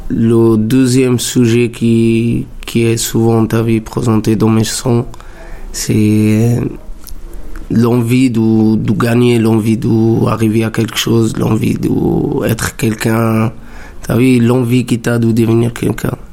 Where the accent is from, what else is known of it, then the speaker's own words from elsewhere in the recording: Italy; moved away as an adult; now in Montreuil, France; je viens de l'Italie, j'ai 25 ans. Ça fait pas longtemps que je suis en France, ça fait trois ans presque.